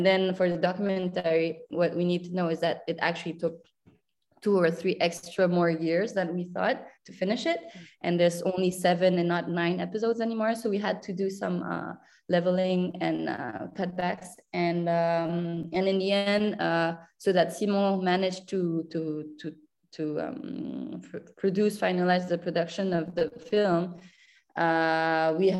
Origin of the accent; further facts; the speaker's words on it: Manila, Metro Manila, Philippines; moved away as an adult; also born or lived in Paris, France / Lyon, France; I grew up in Manila.